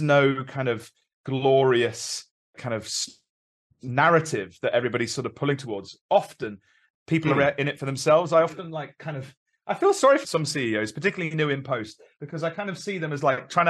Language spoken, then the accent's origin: English; London, United Kingdom; moved away as an adult; also born or lived in Midlands; now in Carmarthenshire, United Kingdom; I'm a London lad originally